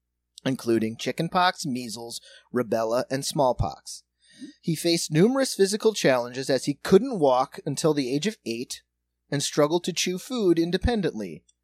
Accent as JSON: {"language": "English", "town": "Indianapolis", "region": "Indiana", "country": "United States", "said": "I'm from Indianapolis."}